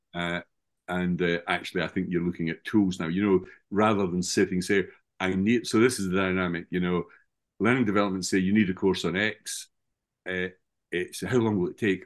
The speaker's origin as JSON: {"language": "English", "region": "Scotland", "country": "United Kingdom", "tie": "born or raised there", "said": "my hometown in Scotland"}